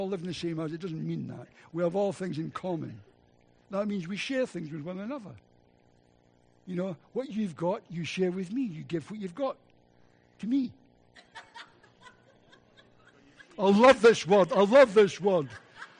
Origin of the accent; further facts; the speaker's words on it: Scotland, United Kingdom; accent: Scottish; my Scottish accent